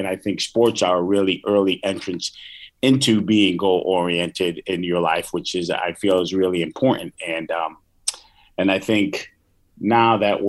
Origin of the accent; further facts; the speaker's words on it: Hartford, Connecticut, United States; when I grew up in Hartford, in the south end of Hartford.